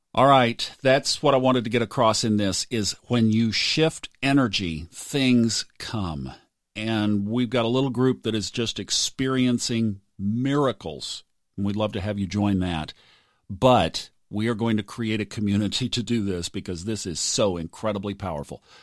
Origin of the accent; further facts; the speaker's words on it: Tulsa, Oklahoma, United States; I grew up in Tulsa